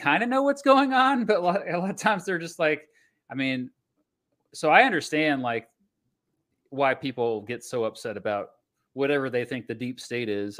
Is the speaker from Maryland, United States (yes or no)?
no; Augusta, Kansas, United States; I grew up by Wichita